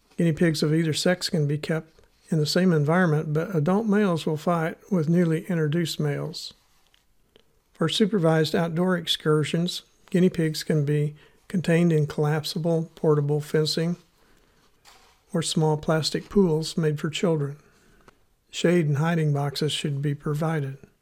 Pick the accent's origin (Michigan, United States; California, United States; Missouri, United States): Missouri, United States; accent: Missouri; my Missouri accent